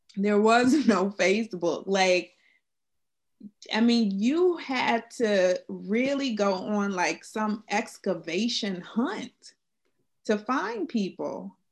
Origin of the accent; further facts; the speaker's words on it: South Florida, United States; I'm from South Florida, and um, I was the only Black kid in my preschool